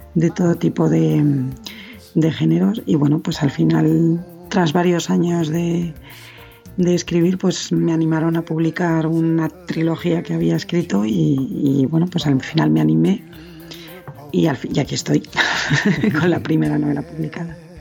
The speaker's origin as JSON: {"language": "Spanish", "town": "Madrid", "region": "Community of Madrid", "country": "Spain", "tie": "born or raised there", "said": "madrileña, nací en Madrid, en España"}